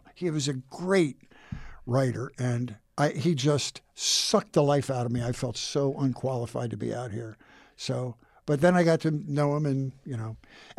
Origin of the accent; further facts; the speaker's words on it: Buffalo, New York, United States; I came from Buffalo, New York, where Weezy lived